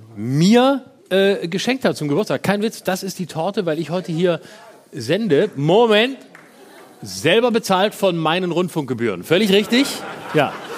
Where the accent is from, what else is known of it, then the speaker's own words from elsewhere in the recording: Baden-Württemberg, Germany; Ich aus Baden-Württemberg